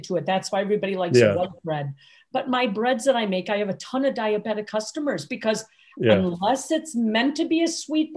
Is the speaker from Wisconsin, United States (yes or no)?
yes; Milwaukee, Wisconsin, United States; moved away as an adult; also born or lived in Lake Forest, Illinois; I grew up in Milwaukee, born and raised